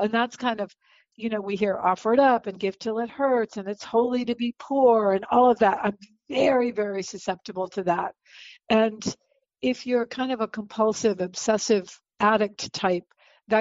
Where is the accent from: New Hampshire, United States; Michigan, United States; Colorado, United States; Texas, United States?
New Hampshire, United States; coast of; moved away as an adult; now in Los Angeles, United States; I was born and raised in the coast of New Hampshire